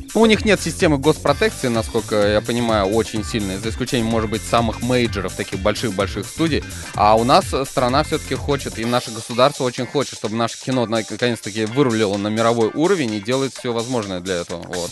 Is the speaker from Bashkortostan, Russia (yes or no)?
yes; Ufa, Bashkortostan, Russia; в городе Уфе, в моем родном городе, в Башкортостане